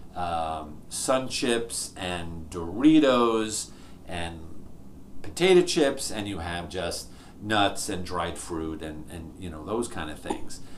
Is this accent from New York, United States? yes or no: yes; New York, United States; I grew up in New York, uh, your typical, uh, you know, New York Italian family.